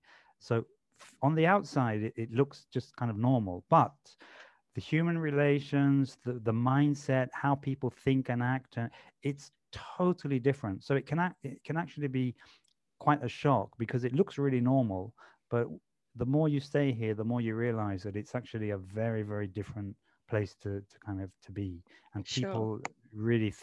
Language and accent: English; London, United Kingdom; You know, I grew up in London. So you meet someone new in London for the first time.